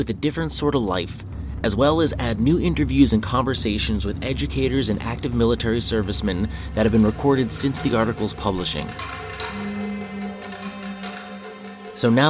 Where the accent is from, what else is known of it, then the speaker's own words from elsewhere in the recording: United States; now in Brooklyn, United States; I'm an American, born and bred